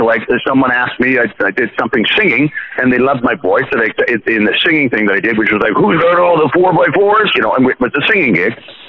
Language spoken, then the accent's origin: English; Canada; also born or lived in Ireland; when I moved from Ireland back to Canada, when I was like 4 or 5